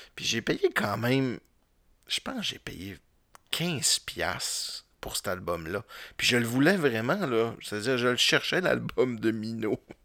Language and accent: French; Roberval, Quebec, Canada; je viens de Robertval